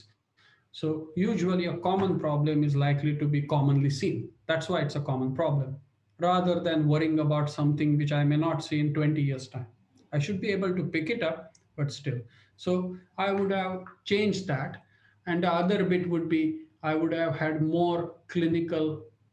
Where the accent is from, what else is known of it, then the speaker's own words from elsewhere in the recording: India; moved away as an adult; now in United Kingdom; I grew up in India. I came over to UK 1995.